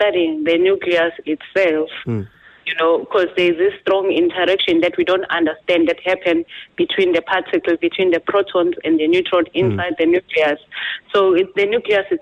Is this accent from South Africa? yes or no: yes; Nongoma, KwaZulu-Natal, South Africa; I'm from KwaZulu-Natal in a small town called Nongoma. It's in Zululand.